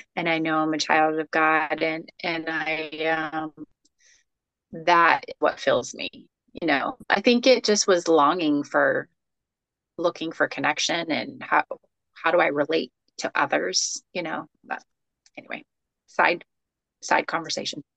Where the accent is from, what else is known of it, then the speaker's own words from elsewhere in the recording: Florida, United States; I'm a native Floridian, third generation